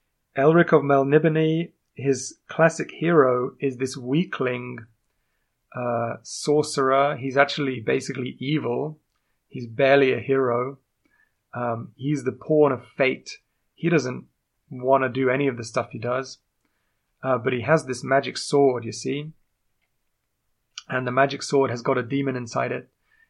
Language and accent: English; England, United Kingdom; accent: strange; I am indeed English. Although you might not notice from my strange accent.